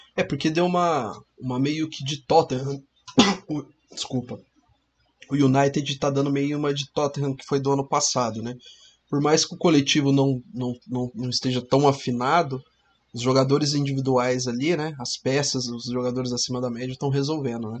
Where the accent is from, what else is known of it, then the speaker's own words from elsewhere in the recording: Cambé, Paraná, Brazil; A gente é do Paraná, a gente fala aqui do norte do Paraná, a gente fala da cidade de Cambé, próxima aqui de Londrina